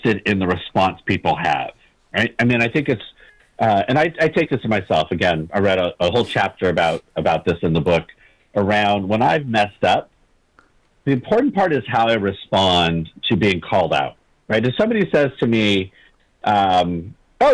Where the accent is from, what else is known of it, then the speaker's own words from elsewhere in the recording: California, United States; growing up in California and in the West Coast